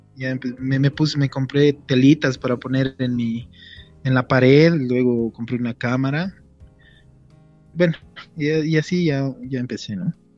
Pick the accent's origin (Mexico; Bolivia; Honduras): Bolivia; La Paz; quisiera hablarles en mi lenguaje, ¿no? Primero como boliviano, después como paseño